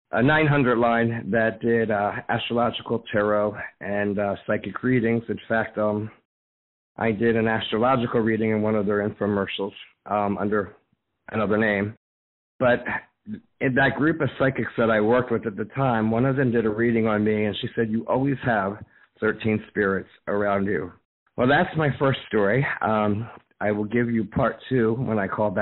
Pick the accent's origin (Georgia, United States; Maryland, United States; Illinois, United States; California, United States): Maryland, United States; Baltimore County; I'm from Baltimore County, Maryland